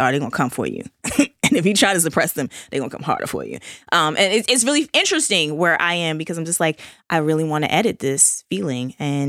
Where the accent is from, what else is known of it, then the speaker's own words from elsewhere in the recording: United States; You realize I'm an American.